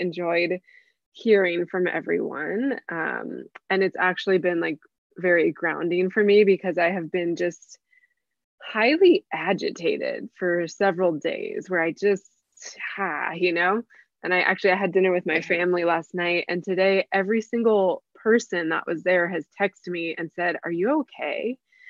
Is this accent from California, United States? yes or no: yes; San Diego, California, United States; I am born and raised in San Diego